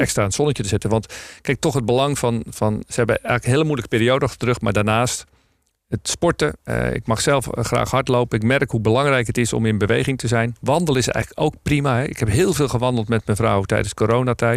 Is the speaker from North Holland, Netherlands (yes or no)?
yes; North Holland, Netherlands; ik ben Noord-Hollander